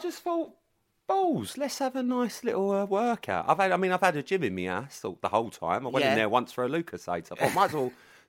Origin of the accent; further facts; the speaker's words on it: London, United Kingdom; moved away as an adult; also born or lived in Ibiza; now in Essex, United Kingdom; I grew up in London, I loved it.